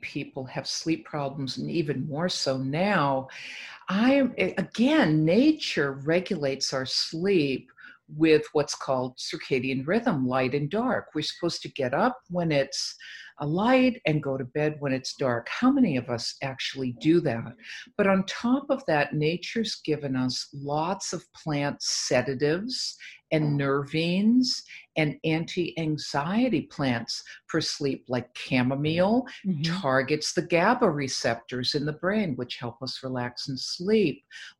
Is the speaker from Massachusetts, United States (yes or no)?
yes; Boston, Massachusetts, United States; moved away as an adult; also born or lived in Mexico; I'm from the East Coast also. Yes. And I could not wait to hightail it out of Boston.